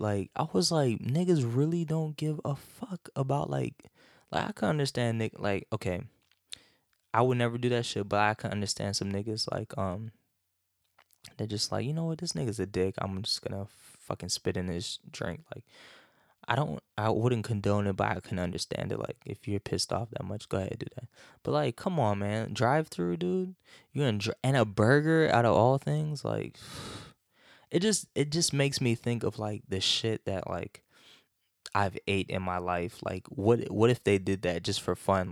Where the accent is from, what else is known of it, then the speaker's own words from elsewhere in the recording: North Carolina, United States; growing up in North Carolina